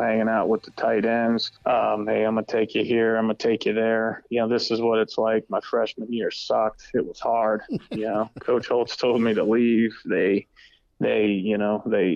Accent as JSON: {"language": "English", "town": "Erie", "region": "Pennsylvania", "country": "United States", "moved": "as an adult", "said": "I'm from Erie, Pennsylvania"}